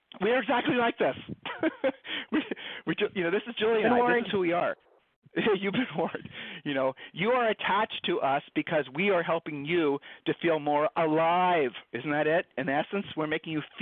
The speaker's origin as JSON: {"language": "English", "region": "Ohio", "country": "United States", "tie": "born or raised there", "said": "we met in high school. All right, so we're from Ohio."}